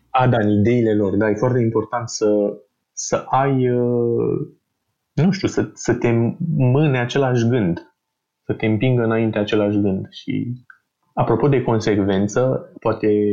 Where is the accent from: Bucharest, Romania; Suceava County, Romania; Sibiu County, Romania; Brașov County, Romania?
Bucharest, Romania; sunt din București de mult, eu și familia mea